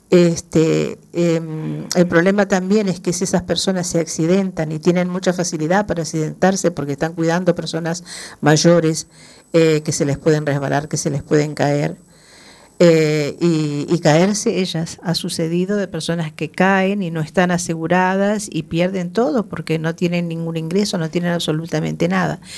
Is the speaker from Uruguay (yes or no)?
yes; Uruguay; Soy uruguaya, pero yo soy una inmigrante, eh, yo siempre digo, afortunada.